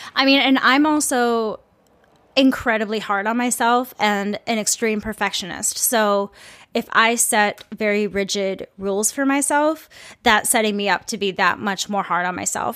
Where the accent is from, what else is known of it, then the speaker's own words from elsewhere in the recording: Saint Paul, Minnesota, United States; I'm from the Midwest, I'm from Minnesota, I am from a city that is very, very metropolitan.